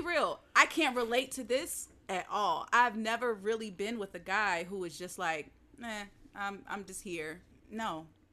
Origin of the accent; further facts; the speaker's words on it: the South, United States; growing up in the South